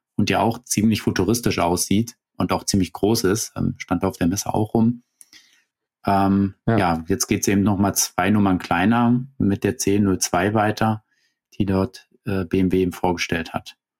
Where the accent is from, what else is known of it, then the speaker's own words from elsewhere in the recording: Germany; bei uns in Deutschland